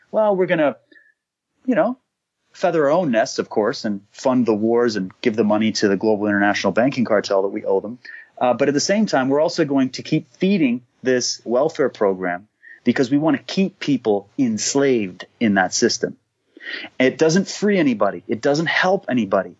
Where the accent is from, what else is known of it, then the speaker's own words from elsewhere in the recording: Canada; I'm Canadian